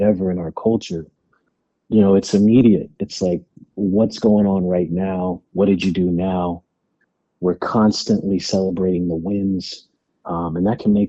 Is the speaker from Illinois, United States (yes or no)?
no; California, United States; being a black man, you know, growing up in California